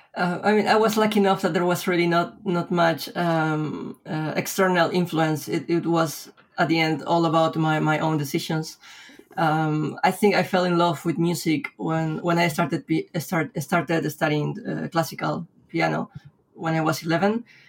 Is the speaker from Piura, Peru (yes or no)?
no; Lima, Peru; born or raised there; moved away as an adult; now in Spain